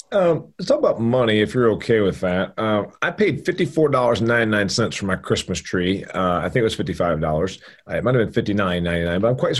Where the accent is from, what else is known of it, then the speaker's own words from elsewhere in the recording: Indiana, United States; I toured a place in my home state of Indiana about a decade ago